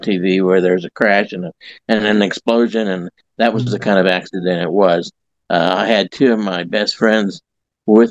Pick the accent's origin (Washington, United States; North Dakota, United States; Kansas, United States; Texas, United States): Kansas, United States; Southeast; also born or lived in Joplin, Missouri; now in Carl Junction, United States; I grew up in Southeast Kansas. I moved to Joplin in 1965